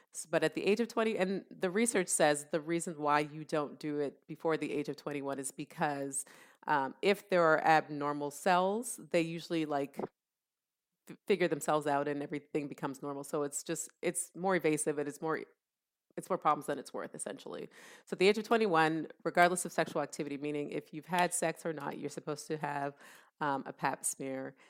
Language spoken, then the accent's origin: English; Canada; also born or lived in Columbus, Ohio, United States / Jamaica (ancestry); now in United States; I was born and raised in Canada